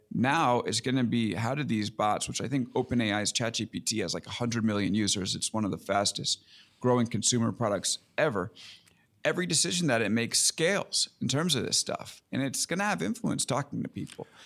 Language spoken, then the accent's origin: English; Long Island, New York, United States; also born or lived in Brooklyn; I grew up in Long Island, so I'm New York guy through and through